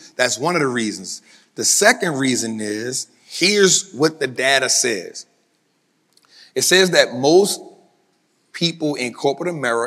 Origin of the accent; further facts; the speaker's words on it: New Orleans, Louisiana, United States; I'm from New Orleans, so I'm good with heat